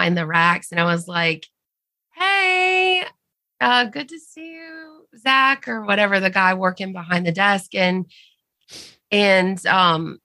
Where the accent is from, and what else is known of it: the South, Southern United States, United States; accent: Southern